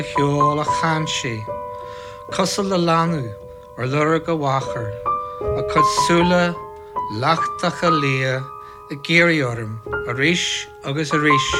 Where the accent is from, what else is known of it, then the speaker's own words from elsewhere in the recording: Belfast, Northern Ireland, United Kingdom; moved away as an adult; also born or lived in London; I was born in Belfast in 1962.